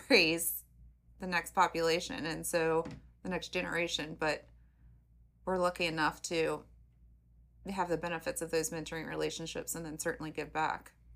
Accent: Covington, Kentucky, United States; I'm born and bred in Covington

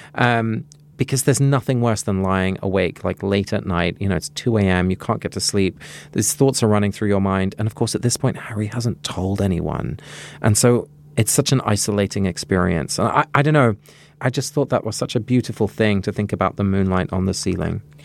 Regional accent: England, United Kingdom; moved away; Growing up in England, I guess I didn't learn much of this kind of history.

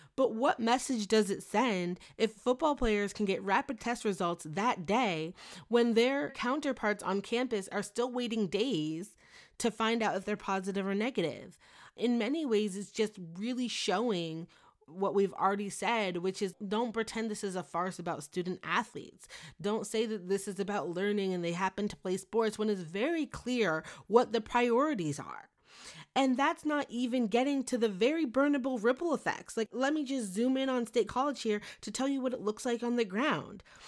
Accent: Beaumont, Texas, United States; I was born in Beaumont, Texas, about an hour west of Lake Charles

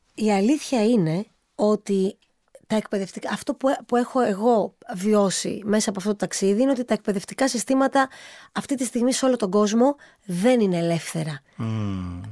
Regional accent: Samos, North Aegean, Greece; also born or lived in United States; εγώ είμαι από τη Σάμο και πάντοτε ε, αισθανόμουν πολύ ευλογημένη που η καταγωγή μου είναι και από Σάμο

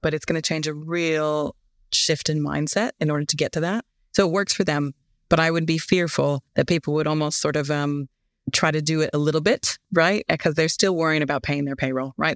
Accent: United States; moved away as an adult; now in United Kingdom; as an American sitting here and now have been here for thirteen years

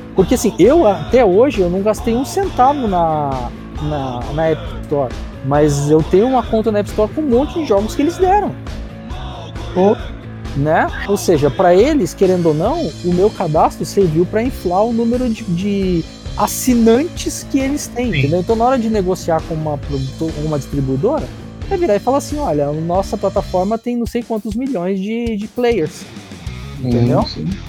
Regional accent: São Paulo, Brazil; eu sou de São Paulo

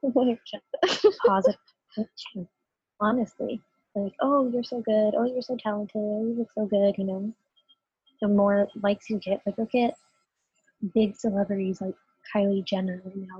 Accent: United States; I'm a Latina. I do not speak Spanish. I am completely American in all ways

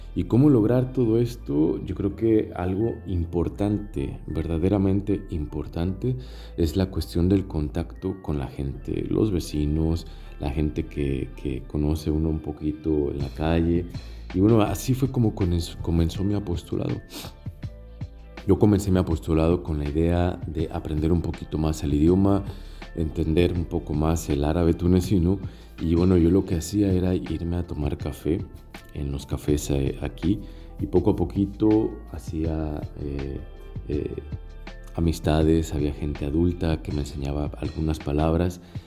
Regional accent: Mexico; now in Tunisia; Soy mexicano, misionero de África

